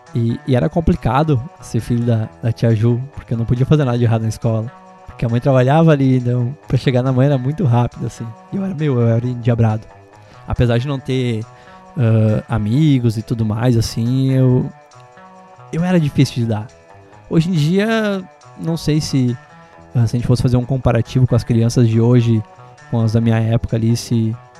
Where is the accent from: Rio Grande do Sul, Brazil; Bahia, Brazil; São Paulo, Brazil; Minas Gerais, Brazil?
Rio Grande do Sul, Brazil; Bom Retiro do Sul; eu sou natural de Bom Retiro do Sul. Eu fiz o meu primeiro primeiro ano de ensino fundamental no Isabel Luiza